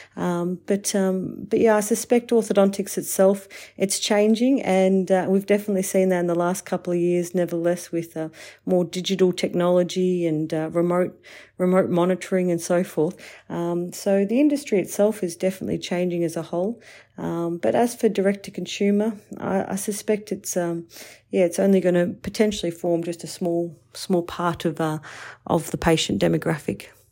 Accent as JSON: {"language": "English", "town": "Warragul", "region": "Victoria", "country": "Australia", "tie": "born or raised there", "also_born_or_lived": "Melbourne", "said": "going back to my hometown of, um, of Warragul and working there for three years"}